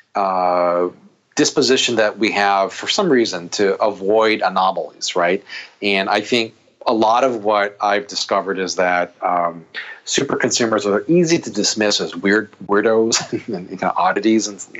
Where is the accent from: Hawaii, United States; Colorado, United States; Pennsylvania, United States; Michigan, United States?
Hawaii, United States; Oahu; now in Chicago, United States; Hawaii. That's I'm born and raised there